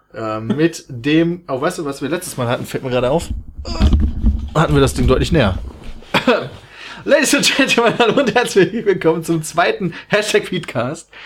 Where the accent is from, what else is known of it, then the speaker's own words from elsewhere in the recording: Germany; ich komme aus Deutschland